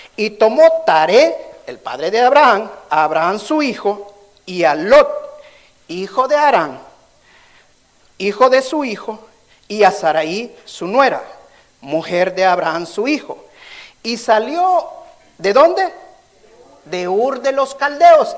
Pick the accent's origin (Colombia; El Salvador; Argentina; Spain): El Salvador; moved away; allá en mi país, en El Salvador